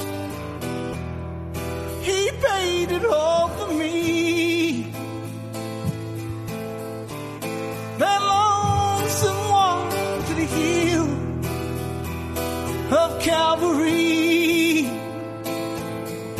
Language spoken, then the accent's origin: English; Cajun, Louisiana, United States